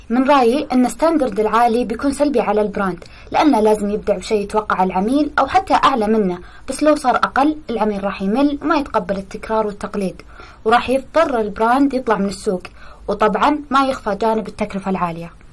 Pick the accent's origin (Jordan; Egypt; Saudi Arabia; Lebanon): Saudi Arabia; إحنا بدورنا كسعوديين